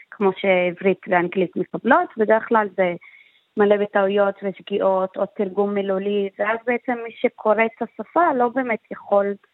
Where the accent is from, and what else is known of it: Jaffa, Tel Aviv District, Israel